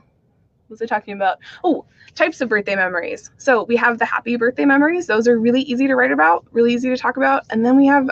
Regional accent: Phoenix, Arizona, United States; I grew up in the Irish community in Phoenix, Arizona

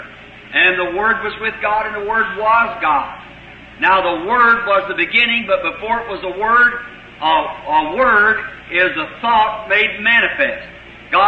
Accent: United States; us in America, as American Christians

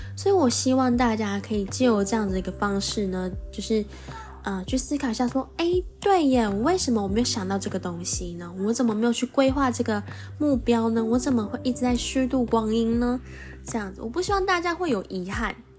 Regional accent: Taiwan; accent: Taiwanese Mandarin (台湾国语); 我今天一直在台湾国语

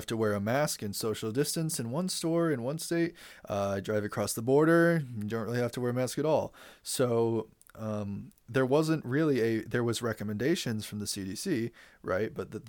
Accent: New York, United States; I'm somebody from New York, which is a blue state.

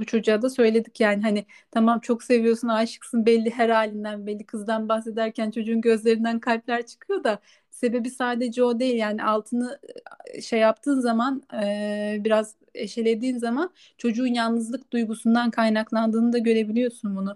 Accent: Turkey; moved away as an adult; now in Spain; Türk olduğumu

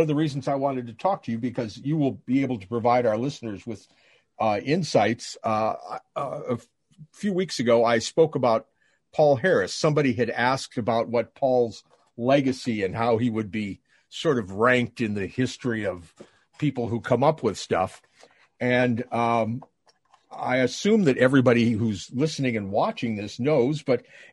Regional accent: Canada; I'm Canadian

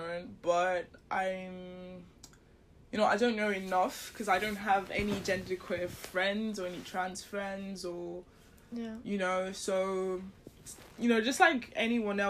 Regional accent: Nigeria; I grew up in Nigeria

